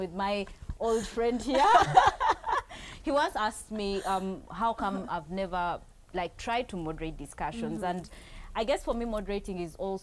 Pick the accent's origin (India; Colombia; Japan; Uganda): Uganda; Maracha; I come from Maracha.